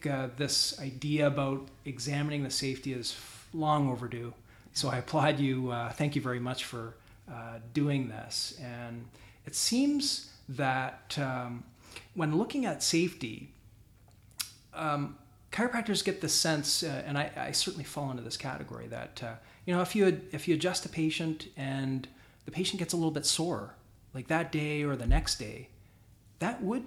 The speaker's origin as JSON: {"language": "English", "country": "Canada", "said": "I'm Canadian too"}